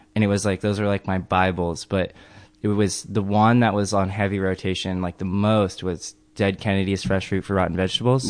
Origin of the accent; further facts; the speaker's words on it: El Segundo, California, United States; I grew up in El Segundo